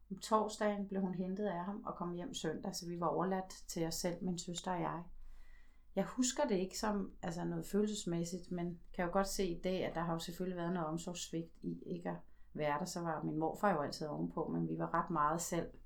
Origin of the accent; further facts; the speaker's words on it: Slagelse, Zealand, Denmark; Så voksede jeg op der i Slagelse